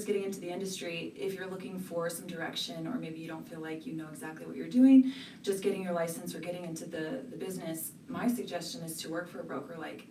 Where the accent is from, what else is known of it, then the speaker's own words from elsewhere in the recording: Gorham, Maine, United States; So I'm from Gorham, Maine, originally.